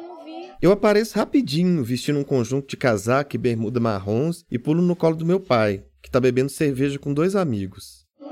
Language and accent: Portuguese; Padre Paraíso, Minas Gerais, Brazil; minha cidade natal, Padre Paraíso, interior de Minas